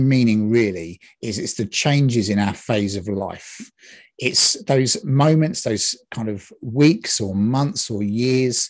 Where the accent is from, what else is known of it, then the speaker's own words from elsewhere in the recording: England, United Kingdom; now in Scotland, United Kingdom; I'm from England, from Britain